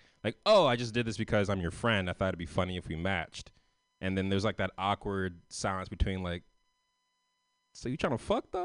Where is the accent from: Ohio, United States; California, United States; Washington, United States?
California, United States; San Francisco; I'm from San Francisco. I'm from the West Coast